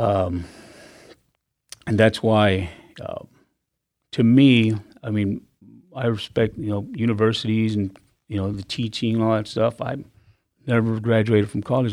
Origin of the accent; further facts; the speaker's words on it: Dallas, Texas, United States; moved away; I was born in South Texas and I grew up in Dallas.